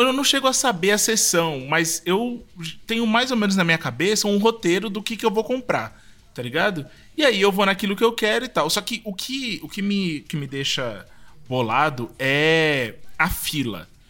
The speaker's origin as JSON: {"language": "Portuguese", "region": "São Paulo", "country": "Brazil", "tie": "born or raised there", "said": "eu fui criado no, na época que em Pinheiros, é, a gente aqui de São Paulo"}